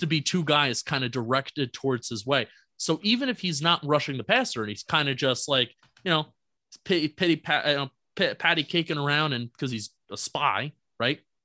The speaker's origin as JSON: {"language": "English", "region": "New Jersey", "country": "United States", "said": "I'm from Jersey"}